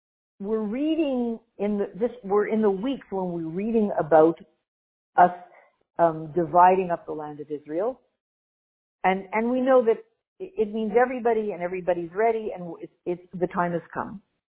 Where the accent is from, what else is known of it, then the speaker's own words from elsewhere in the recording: Canada; My apologies to anybody who's out in Alabama, but I'm too Canadian.